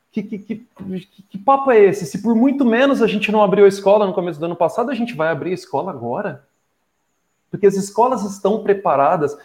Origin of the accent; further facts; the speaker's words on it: Ribeirão Preto, São Paulo, Brazil; moved away as an adult; now in Ubatuba, Brazil; sou de Ribeirão Preto, mas estou em Batuba há mais de três anos, vim para morar